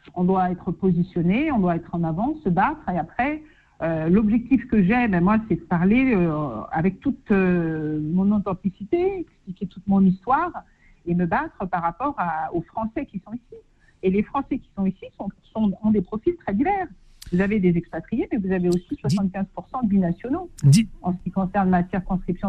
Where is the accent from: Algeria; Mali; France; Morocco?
France; Paris, Île-de-France; moved away as an adult; now in Senegal; J'ai vécu toute ma vie à Paris, c'est vrai, mais ça fait six ans hein, que j'ai fait le choix de, de quitter mon bureau au 28e étage